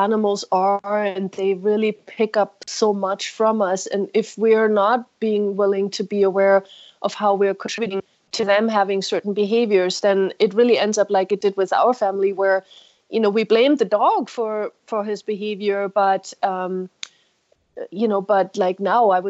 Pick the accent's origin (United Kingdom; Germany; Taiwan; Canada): Germany; moved away; I grew up in Germany, but in the streets there